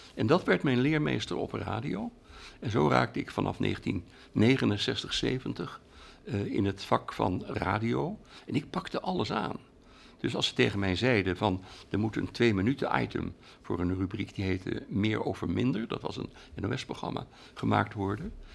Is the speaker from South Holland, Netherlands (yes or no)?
yes; Rotterdam, South Holland, Netherlands; in Rotterdam, waar ik geboren ben